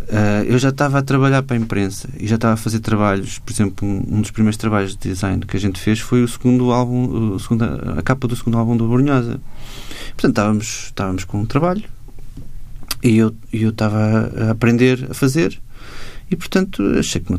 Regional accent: Macau; now in Portugal; nessa altura eu, eu vim de Macau para as Belas Artes e comecei a estudar design gráfico

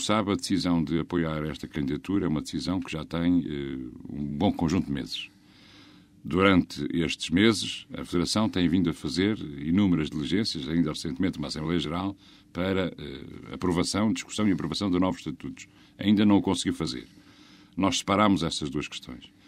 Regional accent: Braga, Portugal; Eu sou do distrito de Braga

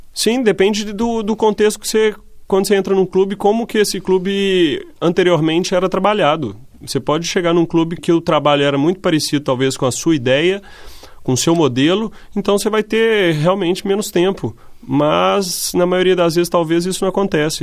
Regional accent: Brazil; moved away as an adult; also born or lived in Italy / Spain / Netherlands; now in Portugal; como brasileiro

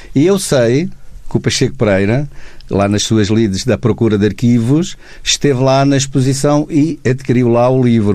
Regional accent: Comenda, Alentejo, Portugal; moved away; 10 km da minha terra

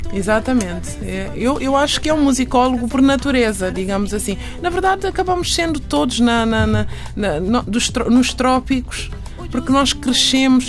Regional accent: Guinea-Bissau; now in Portugal; Eu saí da Guiné, mas a Guiné não saiu de mim

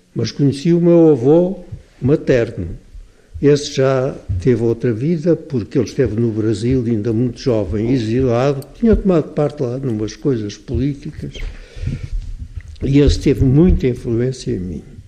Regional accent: Portugal; nós todos somos portugueses

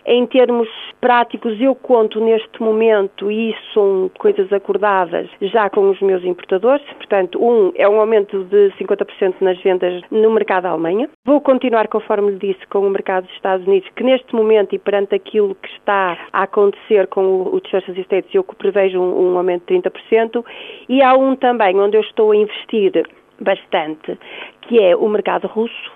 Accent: Porto, Norte, Portugal; eu sou daqui do Porto

